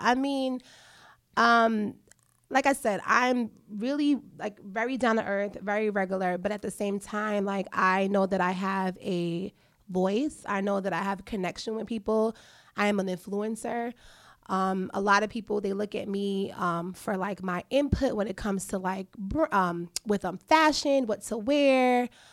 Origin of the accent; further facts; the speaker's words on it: New York City, New York, United States; I am a New Yorker, so I used to take the trains all the time. I used to commute from home to school